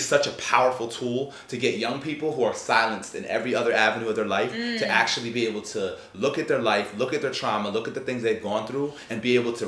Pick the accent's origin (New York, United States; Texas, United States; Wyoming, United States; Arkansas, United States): New York, United States; moved away as an adult; now in Tampa, United States; I came down to Florida. I come from New York